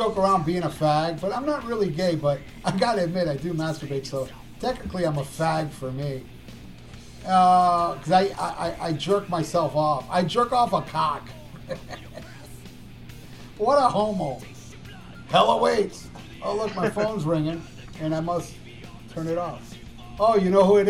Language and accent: English; Hialeah, Florida, United States; He's a fellow Cuban. And he's from my hometown, Hialeah, Florida